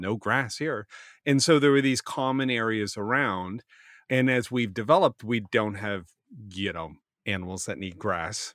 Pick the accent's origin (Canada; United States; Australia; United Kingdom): Canada; Halifax, Nova Scotia; I grew up in Halifax